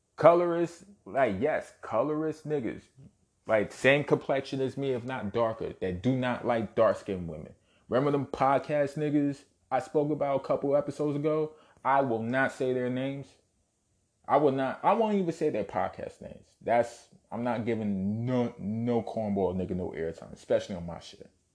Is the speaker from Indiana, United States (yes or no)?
no; New York City, New York, United States; Born and raised in Brooklyn, New York. Shout out Bushwick. Shout out Canarsie